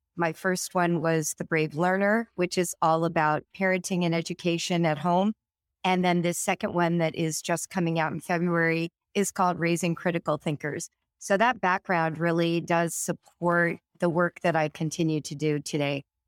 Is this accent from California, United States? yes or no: yes; California, United States; now in Cincinnati, United States; I grew up in California, but today I live in Cincinnati, Ohio.